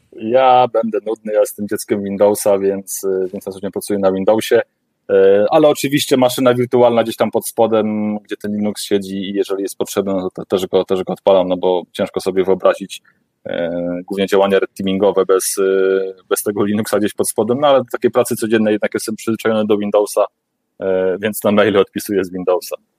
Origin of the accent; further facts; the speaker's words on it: Warmian-Masurian Voivodeship, Poland; pochodzę trochę z tamtych rejonów